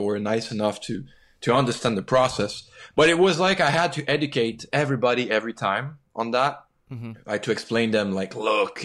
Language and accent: English; Quebec, Canada; when you grew up in Quebec, you definitely grow up knowing that you have a special identity.